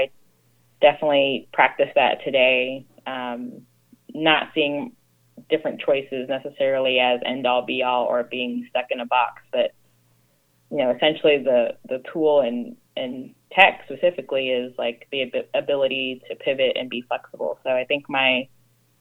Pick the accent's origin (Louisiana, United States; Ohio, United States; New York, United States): Ohio, United States; Cincinnati; moved away as an adult; now in Los Angeles, United States; I'm originally from Cincinnati, Ohio